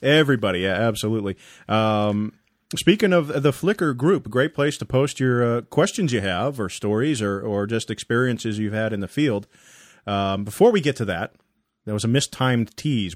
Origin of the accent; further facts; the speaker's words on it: Massachusetts, United States; moved away; my hometown departments. uh, back in Massachusetts